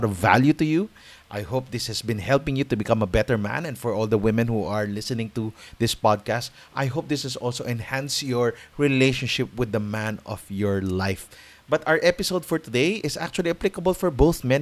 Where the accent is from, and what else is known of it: Philippines